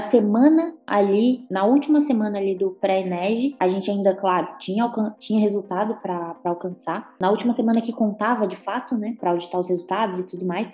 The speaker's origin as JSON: {"language": "Portuguese", "region": "Minas Gerais", "country": "Brazil", "also_born_or_lived": "Santa Catarina", "moved": "as an adult", "lives_now": "Florianópolis, Brazil", "said": "Eu, por exemplo, sendo mineira"}